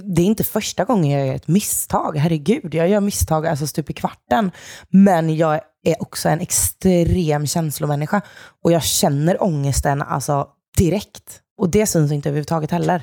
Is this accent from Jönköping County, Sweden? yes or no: yes; Jönköping, Jönköping County, Sweden; moved away as an adult; now in Stockholm, Sweden; född och uppvuxen i Jönköping